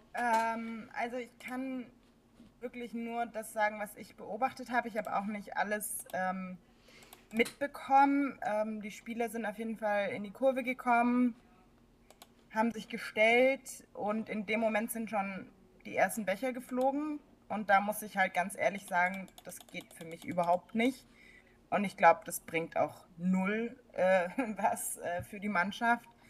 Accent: near Stuttgart, Baden-Württemberg, Germany; now in Berlin, Germany; ich äh, komme auch ursprünglich aus der Nähe von Stuttgart, äh, wohne aber jetzt in Berlin

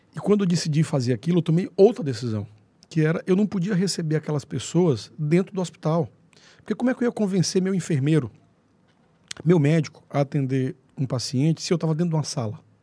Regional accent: Angical, South Zone of Teresina, Piauí, Brazil; Eu saí de Angical com 10 anos de idade, fui alfabetizado lá

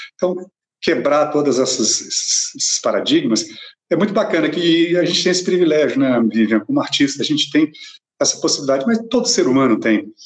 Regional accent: Cambuquira, Minas Gerais, Brazil; moved away; fui para Cambuquira, minha cidade natal

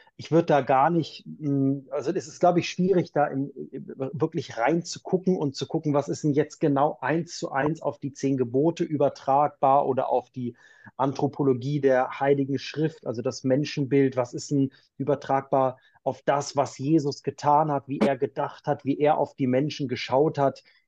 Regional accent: Braunschweig, Lower Saxony, Germany; moved away as an adult; also born or lived in Heidelberg / Cologne; now in Maria Laach, Germany; ich komme aus Braunschweig, bin dort in der Braunschweiger Domsingschule musikalisch groß geworden, die ganze Kindheit und Jugend über

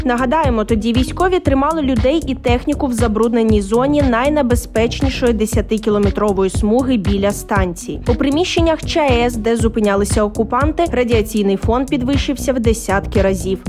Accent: Ukraine; Ми з України

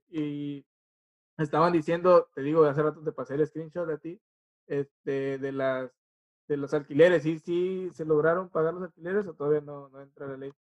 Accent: Mexico; vengo de México

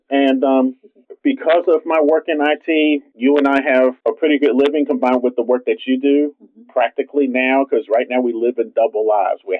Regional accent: New York City, New York, United States; a kid growing up in Brooklyn in the 70s

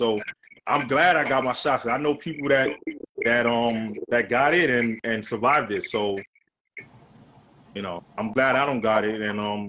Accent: New York City, New York, United States; I'm from the Lower East Side. I'm a licensed chef, about 20 years.

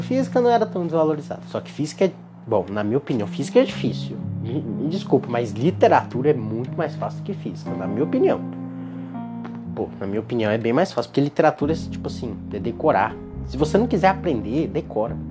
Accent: Gurupi, Tocantins, Brazil; Eu sou de Gurupi, no Tocantins, e é a faculdade daqui

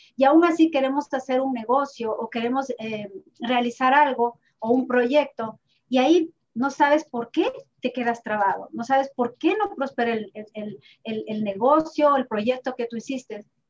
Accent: Ibarra, Imbabura, Ecuador; moved away; Yo también soy de Ibarra

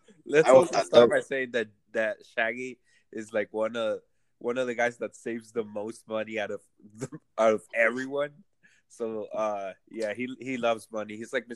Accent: El Salvador; I'm from El Salvador.

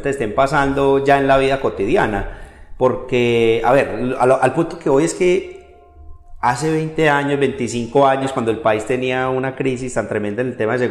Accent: Oriente Antioqueño, Antioquia, Colombia; nosotros que somos ciudadanos del Oriente Antioqueño

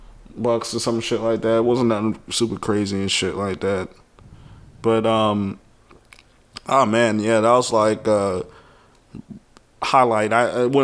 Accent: the South, United States; I'm from the South.

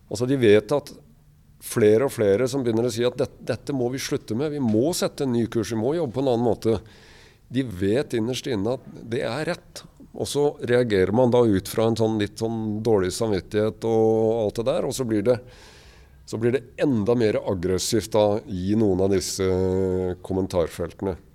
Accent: Kragerø, Telemark, Norway; da vi vokste opp i Kragerø

